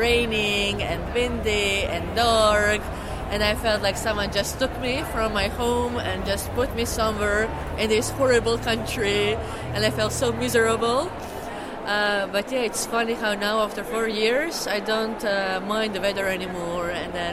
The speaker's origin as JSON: {"language": "English", "country": "Croatia", "second_language": "English", "moved": "as an adult", "lives_now": "Netherlands", "said": "I'm from Croatia."}